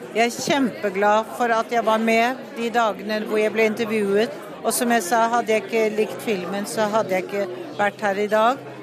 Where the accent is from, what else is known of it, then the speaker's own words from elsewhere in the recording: Norway; eller du er født i Norge, som i hvert fall så er jeg norsk.